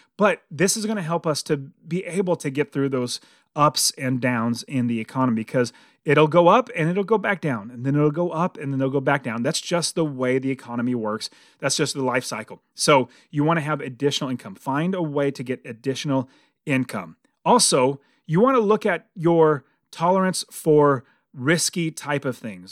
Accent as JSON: {"language": "English", "country": "United States", "said": "as American"}